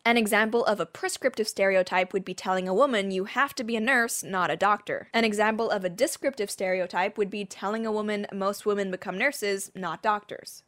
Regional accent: Hong Kong; also born or lived in Surrey, United Kingdom; growing up in Hong Kong, we were legit a British colony

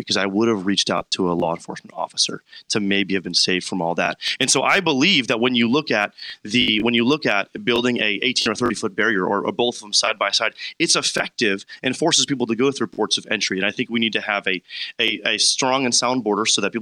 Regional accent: Warrenville, Illinois, United States; I am from Warrenville.

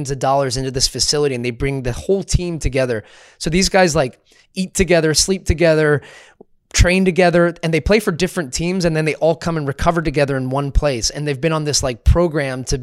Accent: Scotland, United Kingdom; I grew up in Scotland and I know it's like the United Kingdom when England won the World Cup in '66.

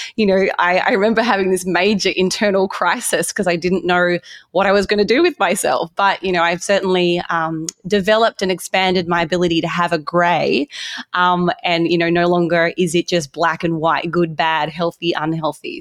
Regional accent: Australia; moved away as an adult; now in United States; I grew up in Australia

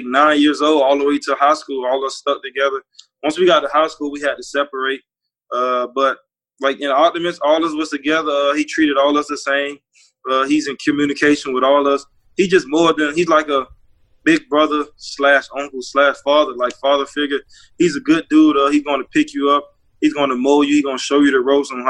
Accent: Opa-locka, Florida, United States; I grew up in Opa-locka

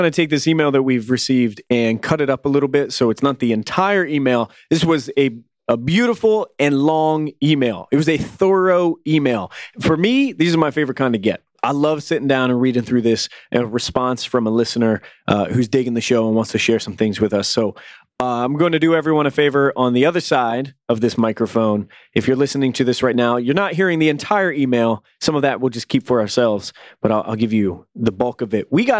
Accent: Toronto, Ontario, Canada; born there; Even though I was born in Toronto, I grew up in a small town without a lot of access to new comics

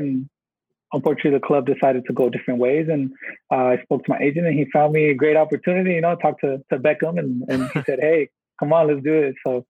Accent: Dallas, Texas, United States; moved away as an adult; also born or lived in Cincinnati; now in Miami, United States; I grew up in Dallas, and I've been there my whole life.

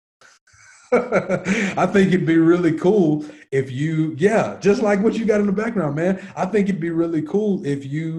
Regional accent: Nashville, Tennessee, United States; I grew up in Antioch, Tennessee, which is about 25 minutes south of the actual city

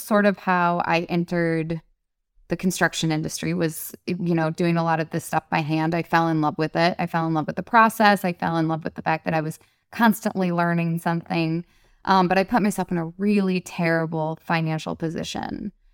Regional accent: Detroit, Michigan, United States; I grew up in Detroit

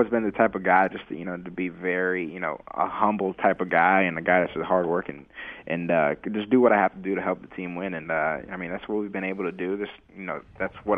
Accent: Haiti; also born or lived in South Florida; I'm from Haiti

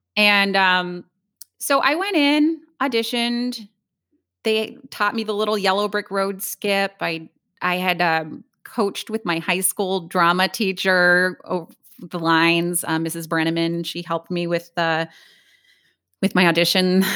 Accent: Hilliard, Ohio, United States; I grew up in Columbus, um, well, a suburb of Columbus, Hilliard, Ohio

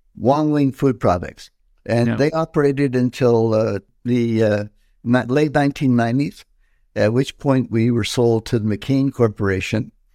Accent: Montreal, Quebec, Canada; I was born in Montreal, 1953, and uh, so that makes me what 70 years old today. And, and I was born in Chinatown, uh, inner city Montreal

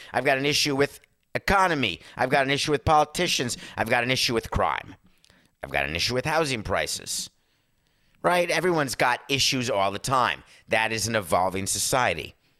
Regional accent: Northeast, United States; now in Florida, United States; I grew up in the Northeast

